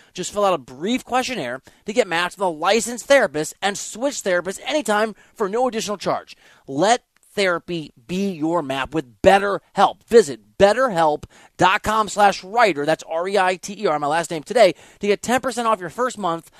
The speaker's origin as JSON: {"language": "English", "region": "Iowa", "country": "United States", "also_born_or_lived": "Kansas City", "moved": "yes", "said": "I'm from Iowa"}